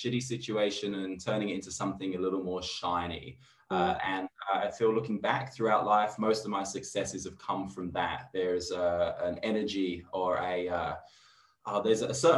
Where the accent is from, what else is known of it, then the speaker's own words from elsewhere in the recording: London, United Kingdom; moved away as an adult; also born or lived in Redfern, Sydney, Australia; now in Sydney, Australia; I'm from England. I'm from London. I moved here about 7 years ago. I live in Redfern now